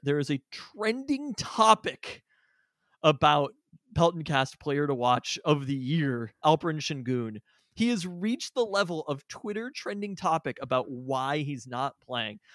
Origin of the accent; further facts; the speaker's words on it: Seattle, Washington, United States; also born or lived in Renton; Born and raised in Seattle, literally never lived anywhere else in my entire life